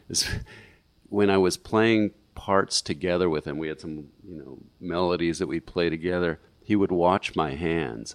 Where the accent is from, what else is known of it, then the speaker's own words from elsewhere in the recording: St. Louis, Missouri, United States; moved away as an adult; also born or lived in Madison, Wisconsin / San Francisco Bay Area; I was raised in St. Louis